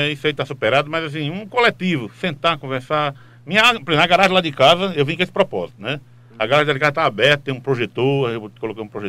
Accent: Timbaúba, Pernambuco, Brazil; Eu nasci em Timbaúba, então eu

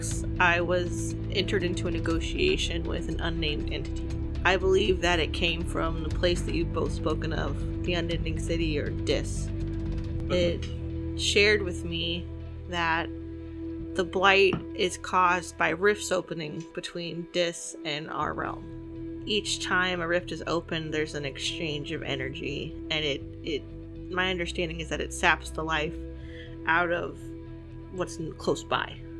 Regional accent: California, United States; we're all from California

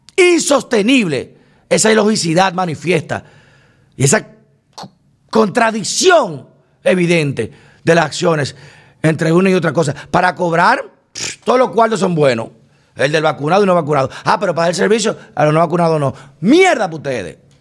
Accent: Dominican Republic; somos los judíos dominicanos

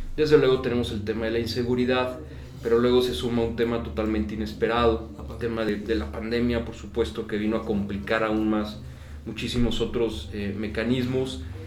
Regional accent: Celaya, Guanajuato, Mexico; moved away as an adult; also born or lived in Monterrey, Mexico / Barcelona, Spain / Madrid, Spain; en el año 2000 regreso a Celaya, de donde soy originario

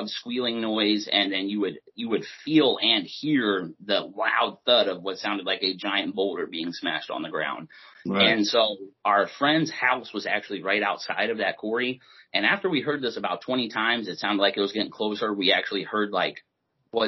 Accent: Maryland, United States; also born or lived in Delta, Pennsylvania; I grew up in Maryland most of my life growing up.

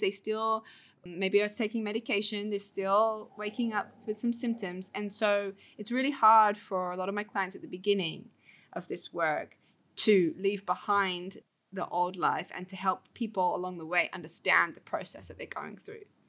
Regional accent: England, United Kingdom; moved away as an adult; now in Bali, Indonesia; I'm from England, the U K, and I now live in Bali.

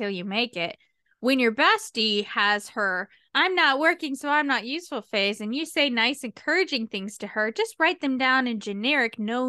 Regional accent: United States; I'm American. We don't use fancy smancy words.

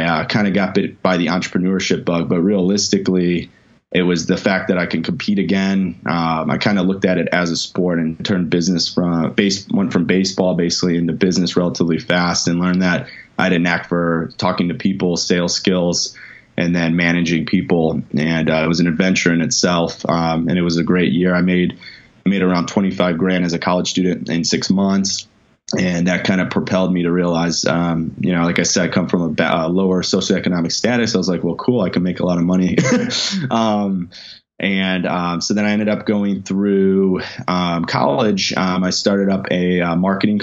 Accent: Chicago, Illinois, United States; I grew up actually in Chicago, so I'm a Midwesterner.

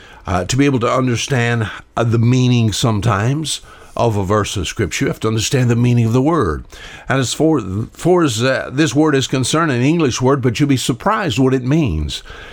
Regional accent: Alabama, United States; I was born and raised here on the Wansakoo River.

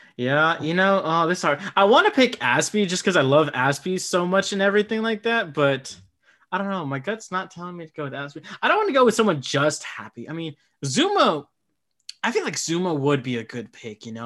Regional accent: Midwest, United States; born or raised there

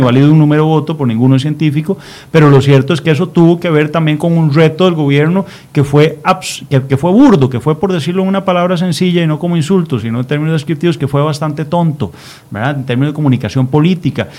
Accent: Costa Rica; a mí como costarricense

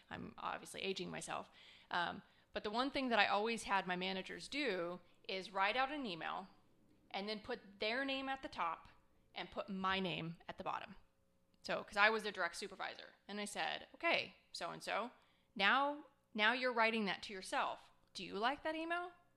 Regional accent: Scottsdale, Arizona, United States; I grew up in Scottsdale, Arizona

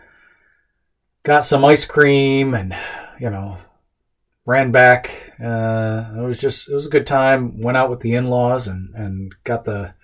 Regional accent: United States; as an American, as a dad, as a husband.

